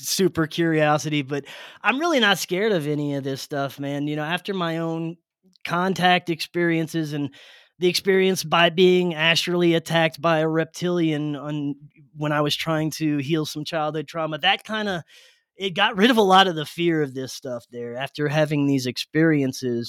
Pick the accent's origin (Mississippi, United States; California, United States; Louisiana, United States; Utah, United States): Louisiana, United States; South; moved away; I grew up in South Louisiana